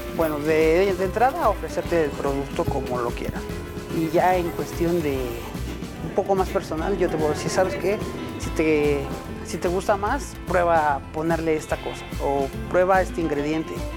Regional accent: Mexico

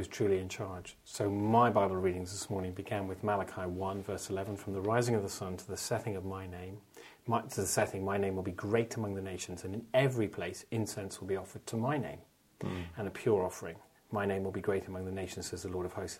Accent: Ireland; speaking as an Irishman

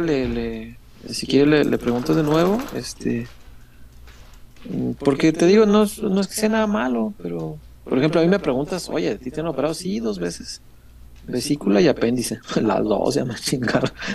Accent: Mexico

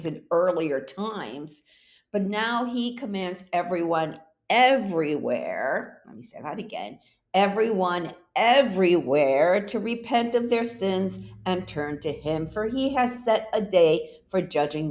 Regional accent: New York, United States; moved away as an adult; also born or lived in Puerto Rico; I was born in Puerto Rico, raised in New York, then moved back to Puerto Rico after college, where I lived there for 8 years

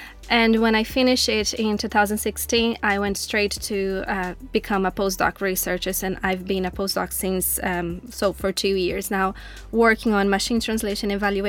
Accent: Brazil; first language Portuguese; English is a second language; moved away as an adult; now in Dublin, Ireland

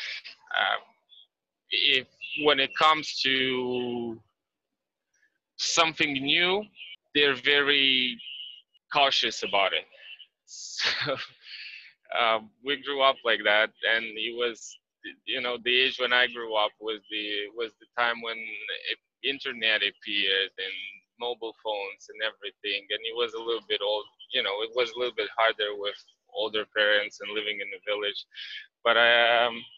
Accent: Moldova; now in United States; I'm from Moldova.

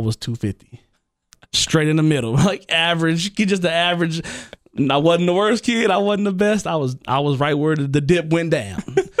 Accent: Parkwood / Trotwood, Ohio, United States; I grew up on Parkwood, too. Before I moved to Trotwood, that's where I lived, on Parkwood. A lot of people don't even know that, but I was in the hood, too.

